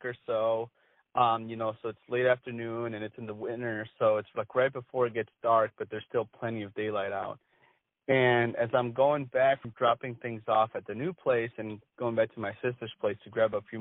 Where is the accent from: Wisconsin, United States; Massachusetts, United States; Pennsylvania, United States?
Wisconsin, United States; I grew up in Wisconsin